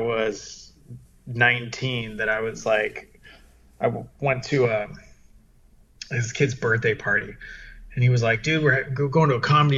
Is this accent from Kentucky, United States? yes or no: no; San Diego, California, United States; also born or lived in London, England / Catalina Island / Orange County; now in Los Angeles, United States; I'm from San Diego. I was born in London, England, and then brought to San Diego. And then I grew up there